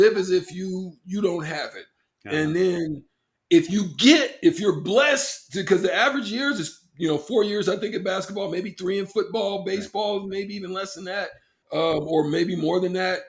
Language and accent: English; Nebraska, United States; I came from Nebraska as a young man.